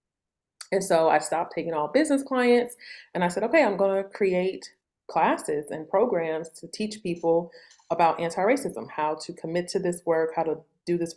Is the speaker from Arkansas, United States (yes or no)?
no; St. Louis, Missouri, United States; I grew up in St. Louis in the Midwest.